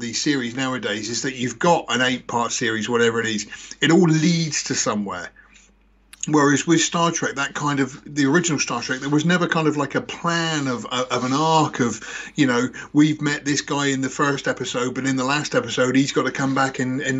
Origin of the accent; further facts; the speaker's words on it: England, United Kingdom; In England.